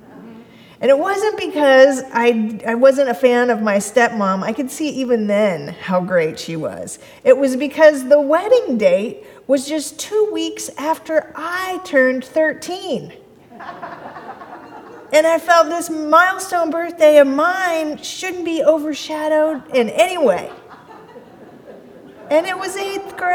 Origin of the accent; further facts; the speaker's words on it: Kansas City, United States; I came from the Midwest. My church was in Kansas City. That's where I grew up